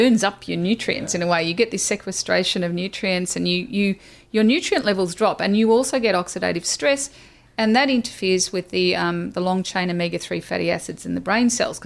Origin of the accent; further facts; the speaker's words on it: Australia; I'm Australian